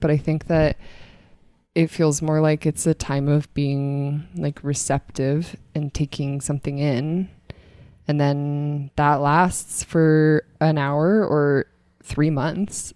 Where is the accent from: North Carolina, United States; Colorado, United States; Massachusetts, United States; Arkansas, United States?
Colorado, United States; Boulder; I am from Colorado. I grew up in Boulder.